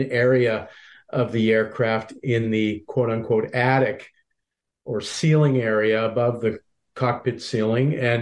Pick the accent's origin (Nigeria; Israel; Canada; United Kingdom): Canada; Halifax, Nova Scotia; moved away; I was born and raised in Halifax